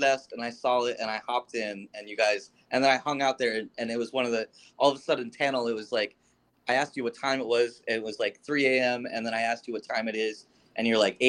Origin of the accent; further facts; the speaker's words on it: Florida, United States; And it was growing up in Florida, South Florida in particular, where there's kind of quite a bit of lights.